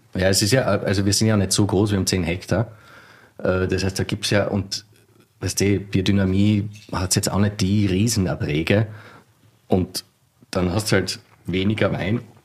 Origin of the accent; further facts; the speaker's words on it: Styria, Austria; also born or lived in Mörbisch am See; now in Vienna, Austria; wir sind Steirer